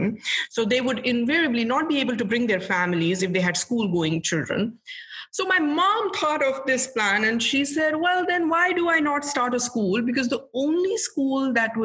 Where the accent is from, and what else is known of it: Jammu and Kashmir, India; born or raised there; moved away; also born or lived in Srinagar / Verinag / Anantnag